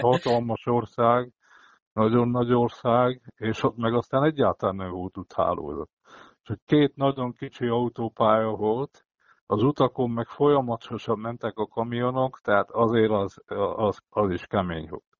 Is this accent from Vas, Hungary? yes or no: yes; Szombathely, Vas, Hungary; én, mint szombathelyi